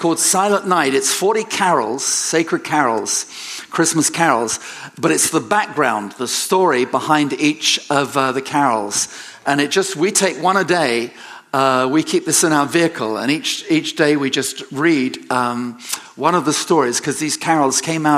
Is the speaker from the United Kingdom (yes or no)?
yes; England, United Kingdom; moved away; I'm an Englishman